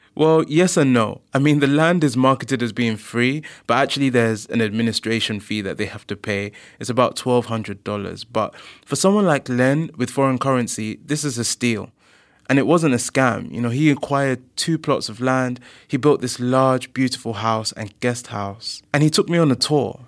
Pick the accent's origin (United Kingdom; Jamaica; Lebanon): United Kingdom; London; as a black person myself who was born and grew up in London